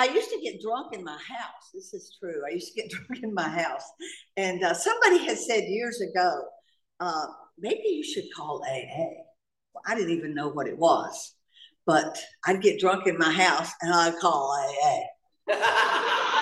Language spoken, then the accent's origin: English; North Carolina, United States; also born or lived in Atlanta, Georgia; now in Laguna Niguel, United States; I'm from Atlanta, Georgia. Well, I'm from North Carolina originally, but I moved here from Atlanta, Georgia